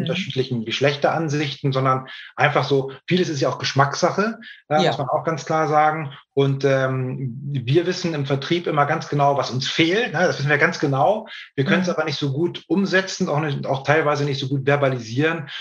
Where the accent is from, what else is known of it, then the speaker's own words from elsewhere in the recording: Hamburg, Germany; also born or lived in Norderstedt; Ich bin äh, gebürtiger Hamburger, wohne in Norderstedt in der Nähe von Hamburg